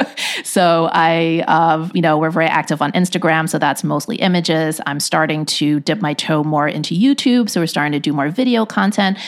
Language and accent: English; Hong Kong; also born or lived in Shanghai, China; now in United States; When we went to Hong Kong, which, you know, as I mentioned, is my hometown